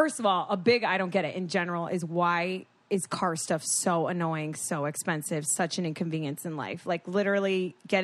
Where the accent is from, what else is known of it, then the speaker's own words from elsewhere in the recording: Florida, United States; now in California, United States; I'm from Florida